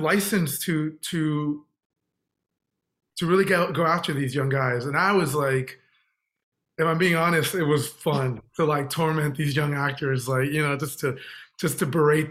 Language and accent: English; Texas, United States; I'm from Texas